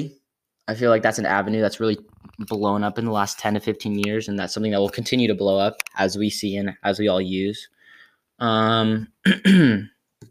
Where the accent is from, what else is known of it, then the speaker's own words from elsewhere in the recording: Scotts Valley, California, United States; now in San Diego, United States; I am from Scottsdale, California. Scottsdale, California is located in Northern California.